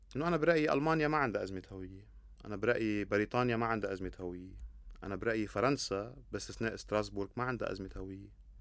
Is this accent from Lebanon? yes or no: yes; Lebanon; انا لما اقول انا لبناني شو يعني انا لبناني